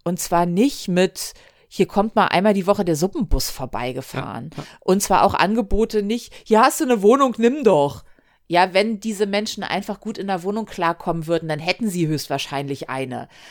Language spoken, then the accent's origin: German; Hamburg, Germany; ich bin am Hamburger Hauptbahnhof groß geworden